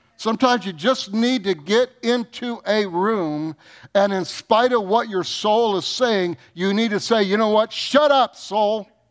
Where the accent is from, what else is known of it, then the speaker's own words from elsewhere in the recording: Michigan, United States; I grew up in Michigan